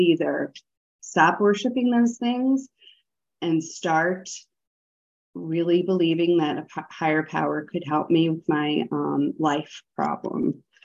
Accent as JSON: {"language": "English", "region": "the North", "country": "United States", "moved": "yes", "lives_now": "the South, United States", "said": "I live in the South. I'm a Northerner"}